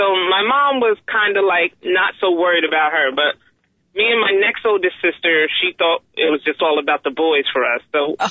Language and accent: English; Madison, New Jersey, United States; also born or lived in Morristown, New Jersey; Growing up in Madison, I didn't appreciate it then because I thought it was boring. There was no excitement.